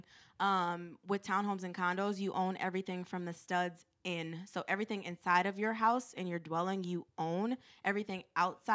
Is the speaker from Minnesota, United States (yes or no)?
yes; Minneapolis, Minnesota, United States; I grew up in North Minneapolis